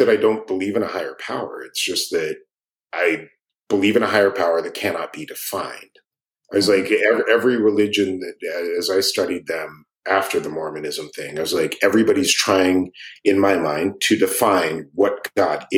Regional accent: Page, Arizona, United States; also born or lived in Phoenix, Arizona; I grew up in Arizona. I was born in Phoenix, but where I grew up is 9 miles from the southern Utah border.

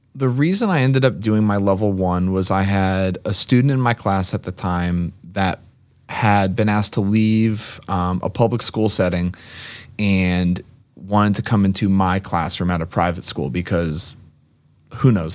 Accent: Lexington, Massachusetts, United States; also born or lived in Amherst, Massachusetts / Brighton, Massachusetts; born and raised Lexington, Massachusetts, went to UMass Amherst, and now, uh, live in Massachusetts

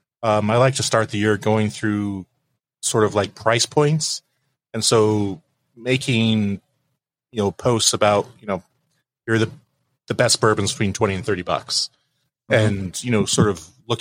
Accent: Olympic Peninsula, Washington, United States; moved away; I grew up on the Olympic Peninsula.

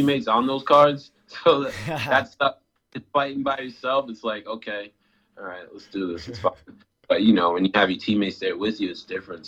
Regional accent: Rhode Island, United States; my home state

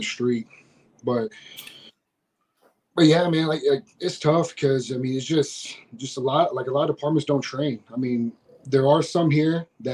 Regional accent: Schertz, Texas, United States; I moved back to my hometown of Schertz

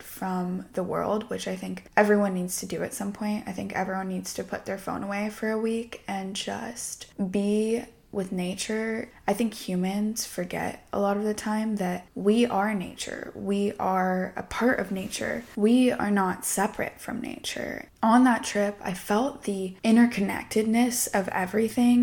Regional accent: Southern California, United States; I grew up in Southern California

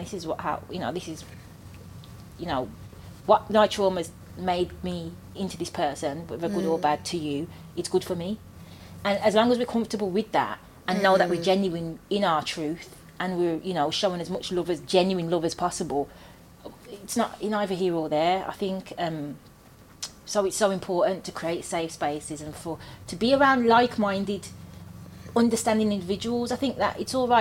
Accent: Birmingham, West Midlands, United Kingdom; I'm from Birmingham

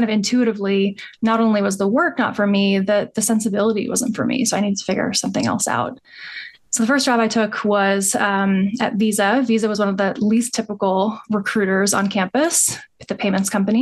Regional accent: New York, United States; also born or lived in Durham, North Carolina; I grew up in New York

